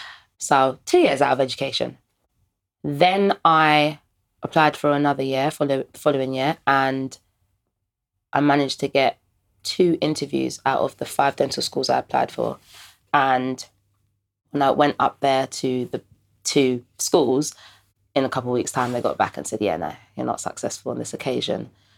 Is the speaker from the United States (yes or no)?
no; Ghana; He was a black guy, and he actually was Ghanaian, and I'm obviously Ghanaian as well.